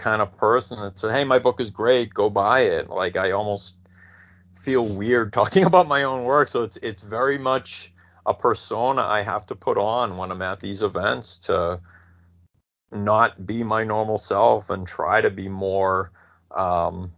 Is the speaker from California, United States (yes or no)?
no; Malden, Massachusetts, United States; now in Arizona, United States; I grew up in Malden, Massachusetts